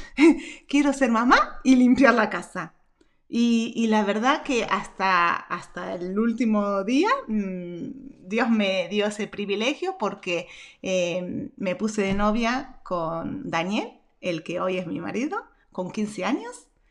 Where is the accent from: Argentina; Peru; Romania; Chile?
Argentina; nací en Argentina.